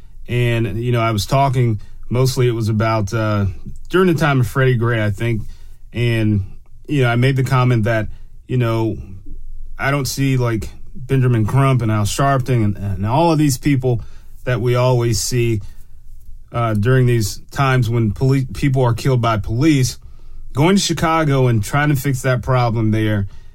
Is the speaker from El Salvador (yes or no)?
no; Germany; born there; I can't go to Germany, even though I have a birth certificate that says I was born in Germany.